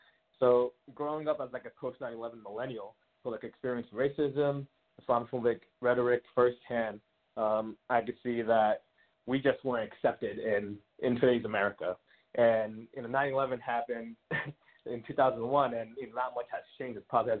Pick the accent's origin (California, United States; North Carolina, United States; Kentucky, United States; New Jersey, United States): New Jersey, United States; also born or lived in Queens; Before moving to New Jersey, we were living in Queens. I was born in Queens. And then we had moved to a middle-class neighborhood in New Jersey.